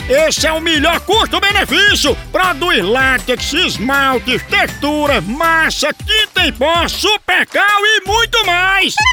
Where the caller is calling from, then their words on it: Rio de Janeiro, Brazil; Sou daqui do Rio de Janeiro